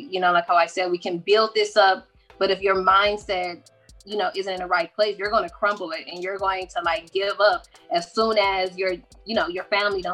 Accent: Michigan, United States; I am from Michigan

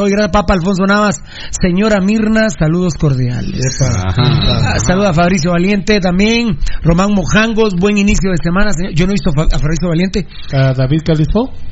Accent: Iztapa, Escuintla, Guatemala; saludos desde las playas de Monterrico, que vive el pirulismo, y soy de Iztapa.

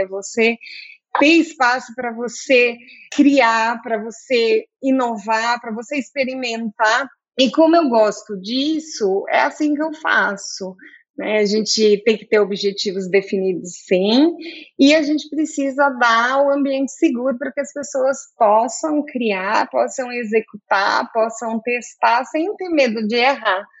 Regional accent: Campinas, São Paulo, Brazil; also born or lived in south of Minas Gerais; Eu sou do sul de Minas, mas eu sou campineira desde sempre

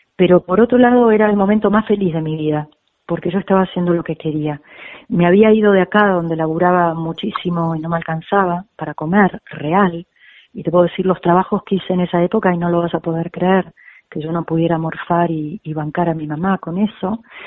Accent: Argentina; moved away as an adult; also born or lived in Spain; la clase media argentina

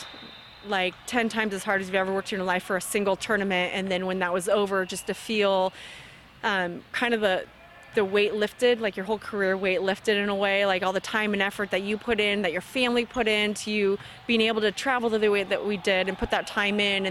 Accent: California, United States; I'm from California

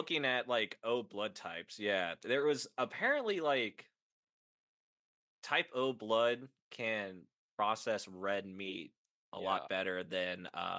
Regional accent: Missouri, United States; We're from Missouri.

